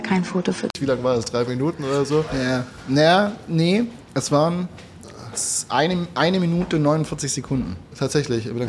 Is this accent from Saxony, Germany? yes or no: no; Swabia, Baden-Württemberg, Germany; ich komme aus dem Schwabenland